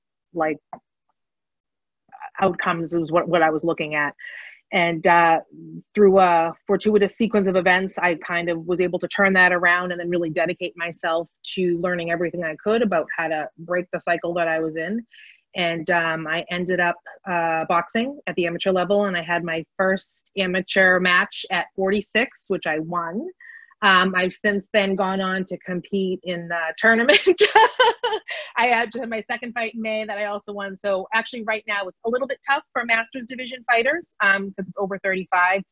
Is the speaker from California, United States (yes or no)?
no; Lowell, Massachusetts, United States; I'm from Lowell, Massachusetts.